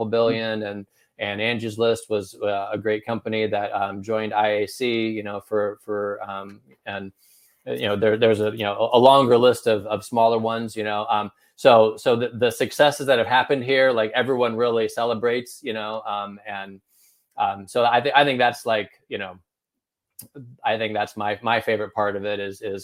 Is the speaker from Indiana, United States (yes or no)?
yes; Northern Indiana, United States; also born or lived in Chicago; now in Indianapolis, United States; I was born and raised in Northern Indiana